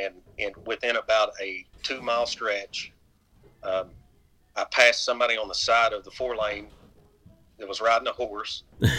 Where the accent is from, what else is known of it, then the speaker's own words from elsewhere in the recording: Richmond, Kentucky, United States; moved away as an adult; also born or lived in Chicago / Martin County, Kentucky; now in Inez, Kentucky, United States; I grew up in Richmond